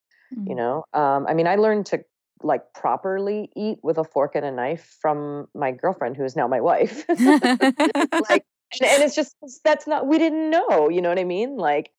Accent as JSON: {"language": "English", "region": "Ohio", "country": "United States", "tie": "born or raised there", "said": "And then I also ate pizza and hamburgers growing up in Ohio."}